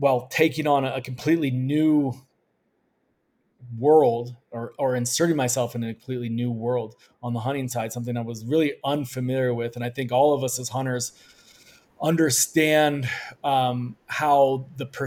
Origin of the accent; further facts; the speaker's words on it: Colorado, United States; moved away as an adult; born and raised in Colorado, went to the University of Colorado